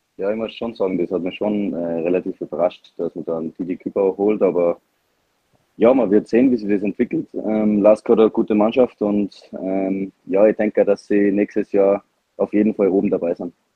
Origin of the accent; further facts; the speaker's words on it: Salzburg, Austria; als Salzburger